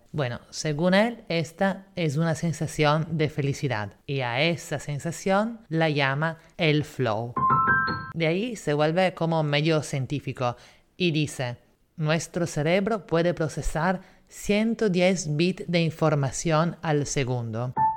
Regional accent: Italy; now in Lima, Peru; la ciudad donde yo nací, que en vez sigue siendo Italia

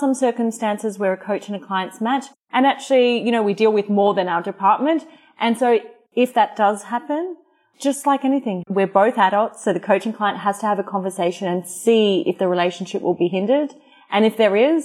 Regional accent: Australia; moved away; I'm Australian.

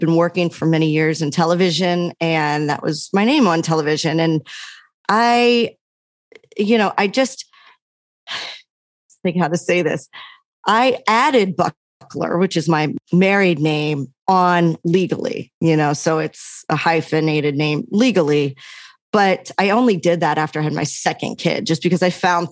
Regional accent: Maryland, United States; moved away as an adult; now in Los Angeles, United States; the Greek community that I had growing up in Maryland

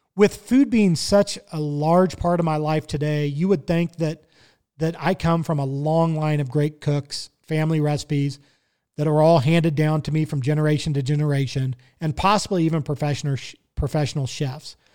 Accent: Kansas City, Missouri, United States; now in Colorado, United States; I grew up in Kansas City, Missouri

